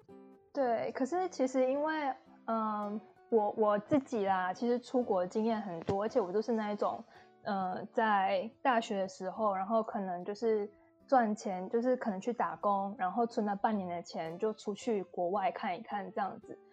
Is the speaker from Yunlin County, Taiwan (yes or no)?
yes; Yunlin County, Taiwan; moved away as an adult; also born or lived in Taipei, Taiwan / Brisbane, Australia; now in Tasmania, Australia; 因为我是云林人嘛，然后就是后面就是我到台北去念书，其实也待了就是六年了